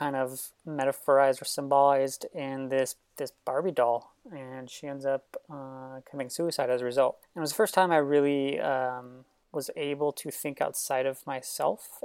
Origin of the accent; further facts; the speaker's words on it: San Francisco, California, United States; moved away as an adult; also born or lived in Los Angeles; I grew up in San Francisco my entire life